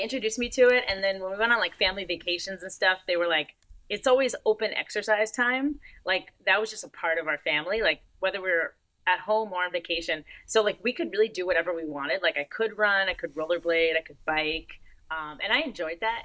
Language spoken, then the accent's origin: English; Marlboro, New Jersey, United States; moved away as an adult; also born or lived in Florida; now in Orlando, United States; She went to my high school in New Jersey because I grew up in New Jersey from like 7 to 18.